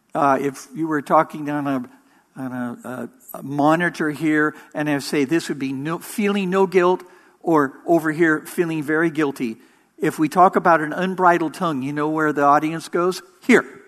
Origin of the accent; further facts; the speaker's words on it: Orange County, California, United States; I was born in Orange County